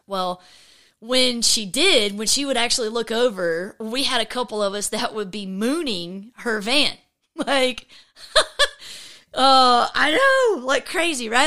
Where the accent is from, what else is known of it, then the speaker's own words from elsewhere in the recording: just north of Atlanta, Georgia, United States; I grew up in Georgia, just north of Atlanta